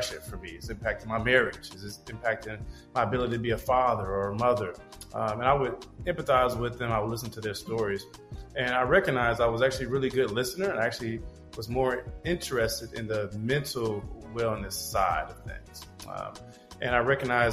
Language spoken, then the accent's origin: English; Chicago, Illinois, United States; I'm originally from Chicago, Illinois.